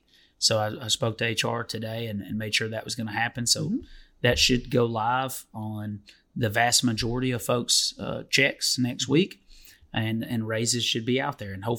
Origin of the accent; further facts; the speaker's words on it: Detroit, Michigan, United States; My hometown.